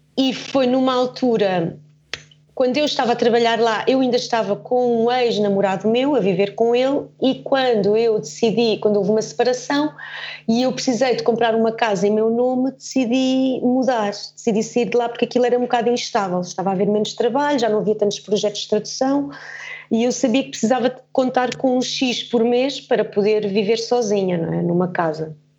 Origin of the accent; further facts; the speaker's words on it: Germany; now in Portugal; nasci na Alemanha e, e o sítio onde eu vivia tinha muita natureza à volta